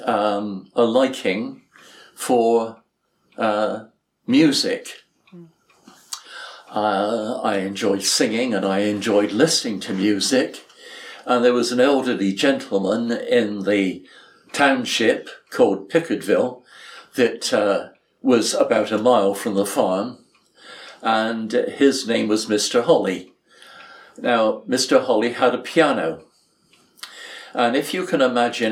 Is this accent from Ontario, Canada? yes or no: no; Edmonton, Alberta, Canada; I was born in Edmonton, Alberta, Canada